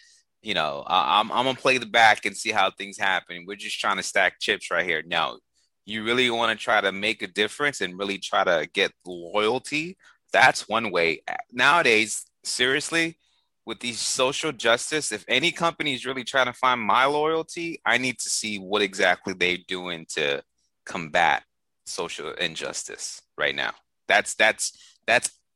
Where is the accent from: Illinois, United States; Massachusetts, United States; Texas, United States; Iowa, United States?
Massachusetts, United States; Boston; the years that I was growing up in Boston